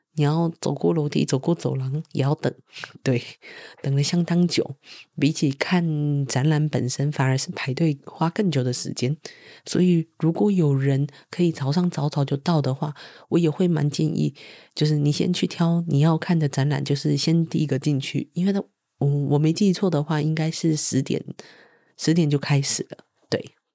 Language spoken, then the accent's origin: Chinese; Taiwan; moved away; Ye Taiwan